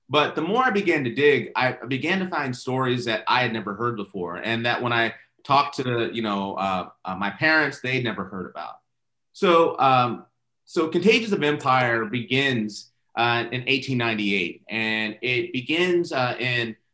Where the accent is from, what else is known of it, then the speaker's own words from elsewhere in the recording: Okinawa, Japan; also born or lived in California / England; I was born in California, in Edwards Air Force Base, uh, and um, um, and then myself, uh, my mom, dad, my brother and sister, uh, we lived in England for eight years, and then Okinawa uh, for four more years, where I graduated high school.